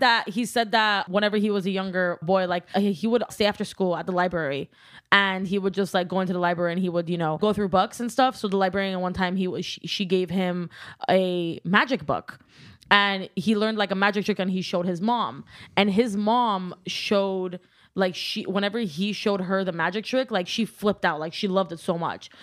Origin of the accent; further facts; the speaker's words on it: Glendale, California, United States; first language Armenian; English is a second language; I'm from Glendale, California